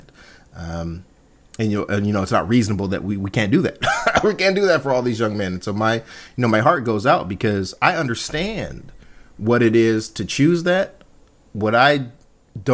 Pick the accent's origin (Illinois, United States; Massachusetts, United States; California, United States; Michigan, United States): California, United States; Compton; I grew up in Compton.